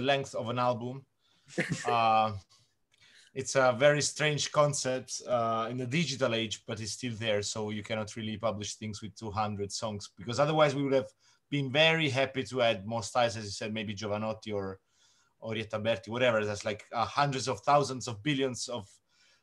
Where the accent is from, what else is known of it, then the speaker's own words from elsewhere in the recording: Italy; I'm Italian